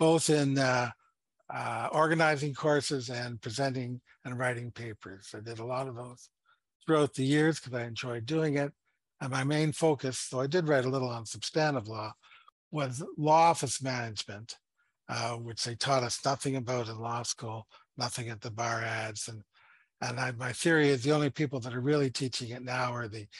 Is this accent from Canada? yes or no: yes; Toronto, Ontario, Canada; moved away as an adult; now in Ottawa, Canada; I was born and raised in Toronto